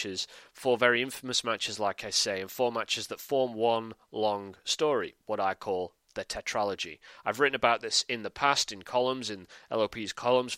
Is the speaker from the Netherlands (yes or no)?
no; United Kingdom; I'm a Brit, as you can probably tell from the accent